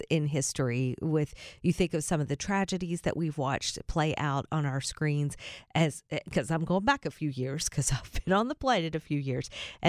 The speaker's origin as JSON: {"language": "English", "region": "the South", "country": "United States", "said": "We are from the South, but down is still a little bit extra."}